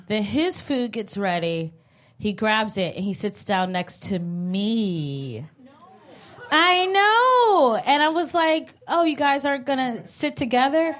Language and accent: English; Cleveland, Ohio, United States; now in New York, United States; I'm from Cleveland.